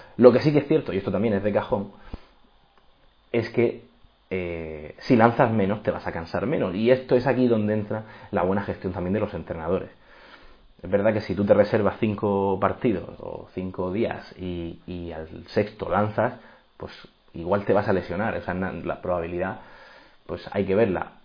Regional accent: Murcia, Region of Murcia, Spain; moved away as an adult; also born or lived in Los Angeles, United States / Texas, United States; soy de Murcia, actualmente estoy en España

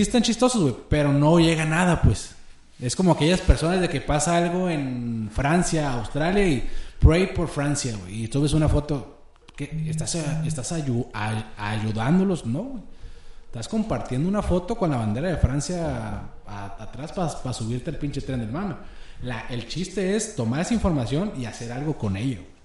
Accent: Chihuahua, Mexico; yo soy de Chihuahua

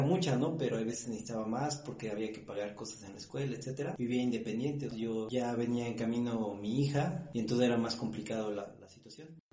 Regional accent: Mexico City, Mexico; Soy originario de la Ciudad de México, soy de una colonia este, pequeña, se llama la colonia Garín, y después viví en otras colonias ahí cercanas

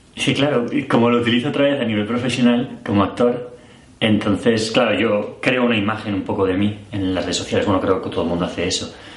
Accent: Spain; now in Brussels, Belgium; soy español, vivo en Bruselas desde hace seis años

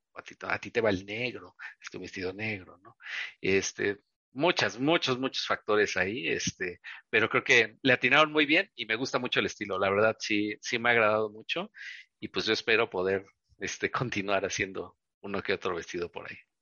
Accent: Veracruz, Mexico; now in Mexico City, Mexico; como soy del puerto de Veracruz

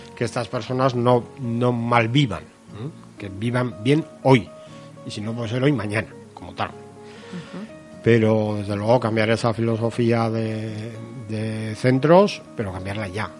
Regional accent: Navarre, Spain; una comunidad como Navarra, que algunas cosas seamos la pionera

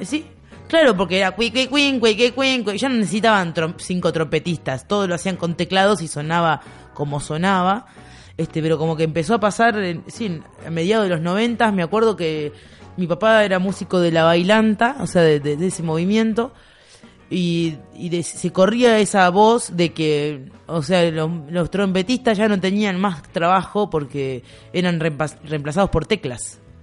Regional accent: Buenos Aires, Argentina; yo vengo de Buenos Aires

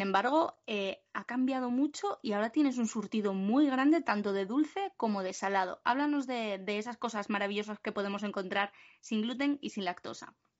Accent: Cangas del Narcea, Asturias, Spain; moved away; El sitio que me vio nacer y al que tantas ganas tengo de volver

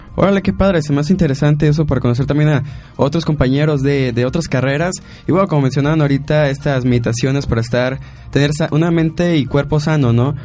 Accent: Mexico

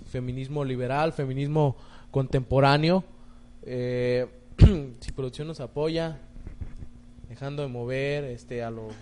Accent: Mexico; no solo como mexicanos

